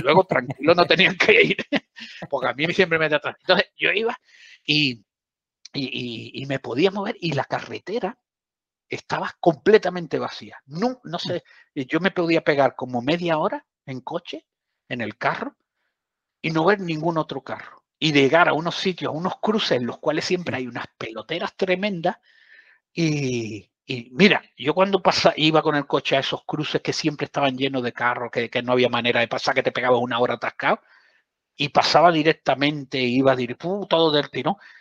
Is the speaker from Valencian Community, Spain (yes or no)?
no; southern Andalusia, Spain; soy del sur de Andalucía